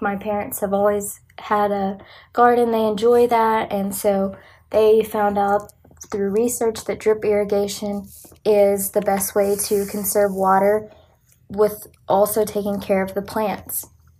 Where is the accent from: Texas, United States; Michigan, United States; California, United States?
Texas, United States; West; being born and raised in West Texas